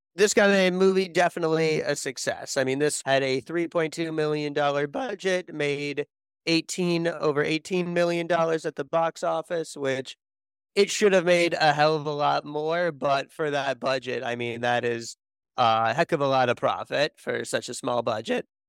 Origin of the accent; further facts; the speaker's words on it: Connecticut, United States; I grew up in Connecticut